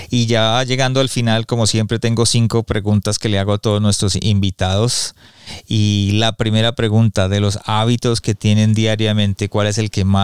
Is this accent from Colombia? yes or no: yes; Colombia; also born or lived in United States; yo estuve, crecí en Estados Unidos pero crecí en Colombia también y, y, la cultura de Colombia, de, los colombianos son muy machistas